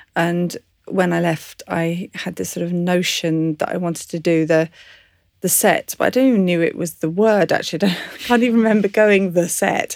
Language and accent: English; English countryside, England, United Kingdom; I was brought up in the English countryside